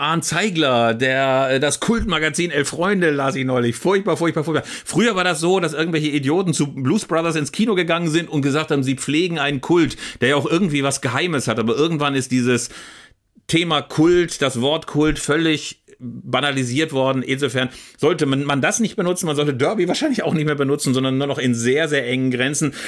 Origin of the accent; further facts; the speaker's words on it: Augsburg, Bavaria, Germany; Augsburg, meine Geburtsstadt, die Fuggerstädter